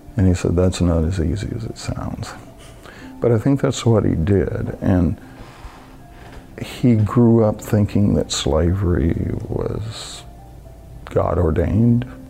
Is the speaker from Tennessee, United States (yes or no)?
yes; Tennessee, United States; born or raised there; moved away